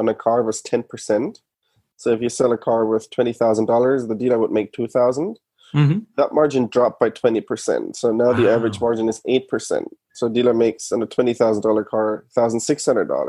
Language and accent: English; Germany; moved away as an adult; now in United States; I'm from Germany originally. I moved to the US in 11, went to Stanford Business School.